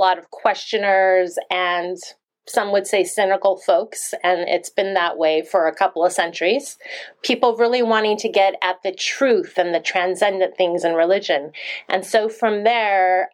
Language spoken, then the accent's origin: English; Monmouth, Oregon, United States; I grew up from age 4 in a small town called Monmouth in Oregon